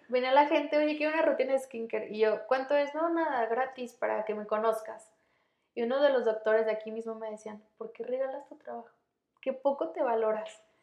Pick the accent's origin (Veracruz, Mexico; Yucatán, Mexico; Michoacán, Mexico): Michoacán, Mexico; Morelia; moved away as an adult; soy de Michoacán, soy de Morelia.